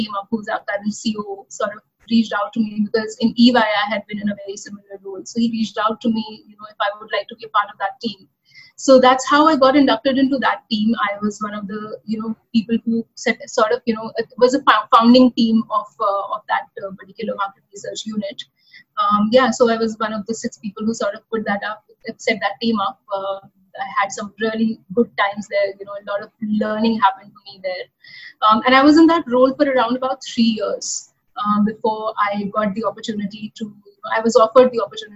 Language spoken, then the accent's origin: English; Lucknow, Uttar Pradesh, India; moved away as an adult; also born or lived in NCR; I actually hail from Lucknow. That's my hometown. That's where I was born, bred, and educated.